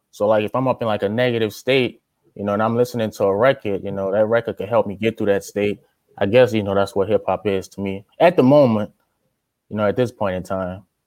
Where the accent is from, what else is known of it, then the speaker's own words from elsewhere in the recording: Louisiana, United States; moved away as an adult; also born or lived in Tustin, California; now in California, United States; I'm from Louisiana